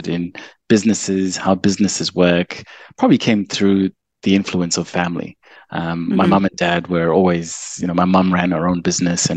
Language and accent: English; Zimbabwe; moved away as an adult; now in Perth, Australia; I was born in Zimbabwe and came to Australia as an international student